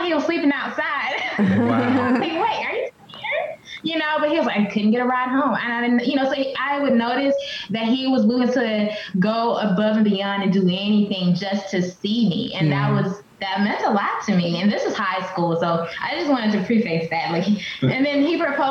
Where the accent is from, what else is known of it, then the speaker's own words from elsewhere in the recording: Selma, Alabama, United States; now in Knoxville, United States; I was born in Selma, Alabama, which is a super small town